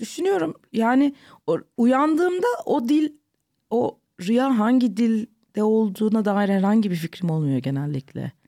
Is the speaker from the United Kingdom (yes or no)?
yes; London, United Kingdom; moved away as an adult; now in Istanbul, Turkey; Bizimkiler Londra'ya taşınıyorlar. Ben orada doğdum, orada büyüdüm.